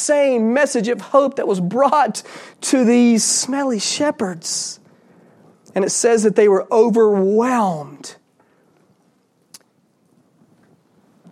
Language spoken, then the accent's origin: English; Georgia, United States; I grew up in Georgia